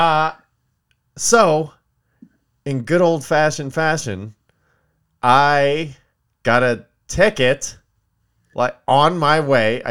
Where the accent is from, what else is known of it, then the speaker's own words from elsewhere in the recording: Palmdale, California, United States; moved away; my hometown of Palmdale